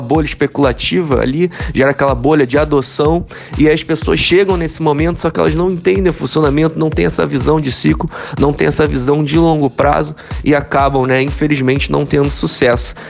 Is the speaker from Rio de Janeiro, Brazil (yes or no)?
yes; Rio de Janeiro, Brazil; sou natural do Rio de Janeiro